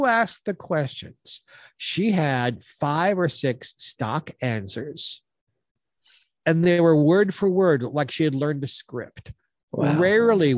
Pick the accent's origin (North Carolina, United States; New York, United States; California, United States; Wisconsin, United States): New York, United States; moved away; I'm from New York originally